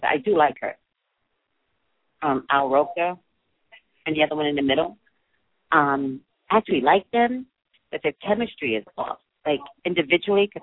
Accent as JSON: {"language": "English", "region": "New York", "country": "United States", "tie": "born or raised there", "said": "I'm a native New Yorker"}